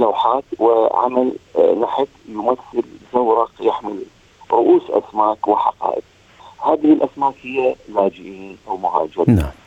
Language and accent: Arabic; Iraq; moved away as an adult; also born or lived in Amman, Jordan; now in Australia; الهجره الثالثه التي حدثت لي هي عندما غادرت العراق الى عمان وسكنت في الاردن